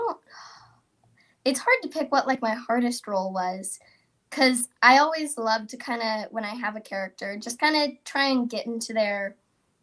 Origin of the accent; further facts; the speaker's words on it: Texas, United States; I'm from Texas